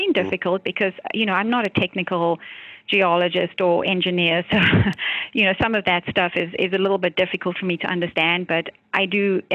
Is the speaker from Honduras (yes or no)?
no; South Africa; now in United States; I grew up in South Africa.